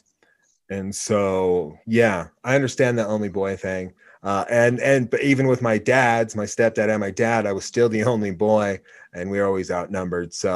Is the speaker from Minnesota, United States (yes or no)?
no; Oregon, United States; moved away; also born or lived in Laramie, Wyoming; growing up in Oregon